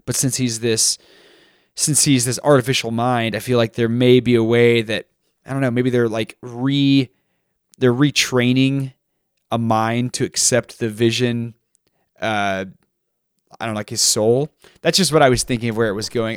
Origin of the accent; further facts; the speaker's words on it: Texas, United States; I grew up in Texas